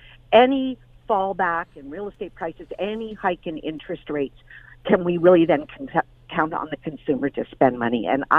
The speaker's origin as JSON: {"language": "English", "town": "Orillia", "region": "Ontario", "country": "Canada", "said": "I am from Orillia."}